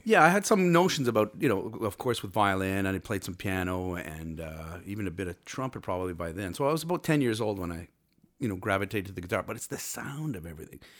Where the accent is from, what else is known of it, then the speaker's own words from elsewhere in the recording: Cornwall, Ontario, Canada; I was born and raised in Cornwall, Ontario